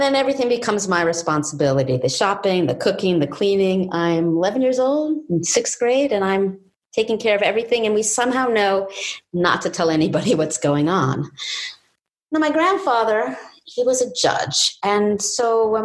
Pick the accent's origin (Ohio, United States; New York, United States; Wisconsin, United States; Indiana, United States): New York, United States; New York City; I lived with my father in a life of drugs, sex, and squalor in New York City's East Village.